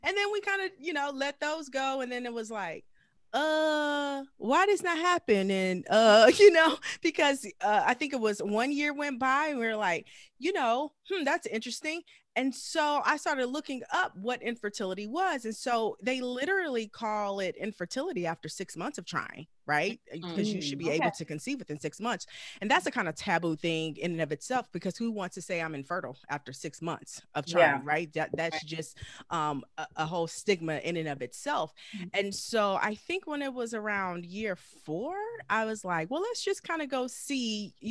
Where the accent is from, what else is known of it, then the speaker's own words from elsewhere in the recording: Galveston, Texas, United States; moved away as an adult; now in Los Angeles, United States; I'm originally from Galveston, Texas, and I moved to Los Angeles after graduating from college